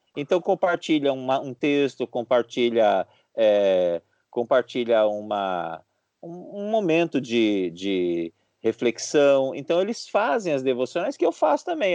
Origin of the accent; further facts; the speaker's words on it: Brazil; Nós somos brasileiros